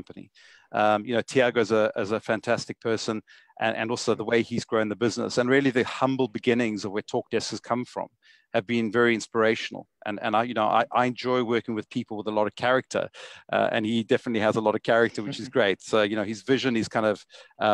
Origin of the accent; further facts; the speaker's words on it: Johannesburg, Gauteng, South Africa; I originate from South Africa, as you can hear from my accent, Johannesburg. I went to school and grew up in Johannesburg my whole life